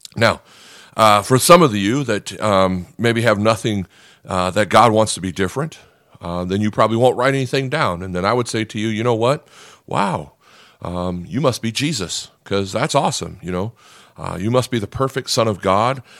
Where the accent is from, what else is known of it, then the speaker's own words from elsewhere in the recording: Nebraska, United States; I'm not a farm guy, even though I'm from Nebraska